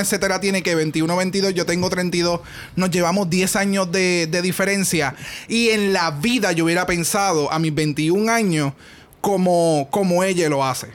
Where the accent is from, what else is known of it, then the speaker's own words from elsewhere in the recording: Puerto Rico; nosotros somos boricua